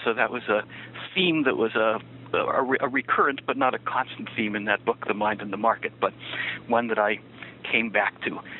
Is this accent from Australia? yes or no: no; Niagara Falls, Ontario, Canada; moved away as an adult; also born or lived in Massachusetts, United States / New York, United States / Jerusalem, Israel / Washington, D.C., United States; born in Niagara Falls, Ontario, and that's where I grew up for the first 18 years of my life